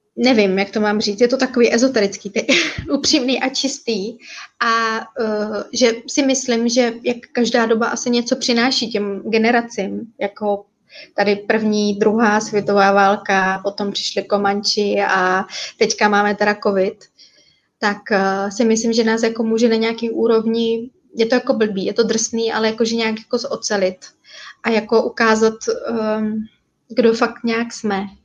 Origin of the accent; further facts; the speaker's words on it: Jeseník, Olomouc Region, Czechia; moved away as an adult; now in Bali, Indonesia; my jsme původně ze Seníku